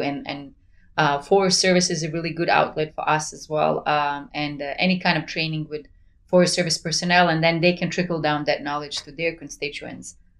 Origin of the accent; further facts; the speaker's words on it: Sarajevo, Federation of Bosnia and Herzegovina, Bosnia & Herzegovina; moved away as an adult; now in United States; I'm originally from Sarajevo, so we lived under the siege for four years.